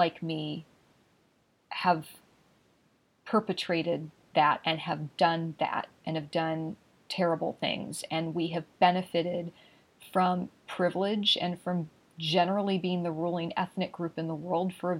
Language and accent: English; Los Angeles, California, United States; I grew up in Los Angeles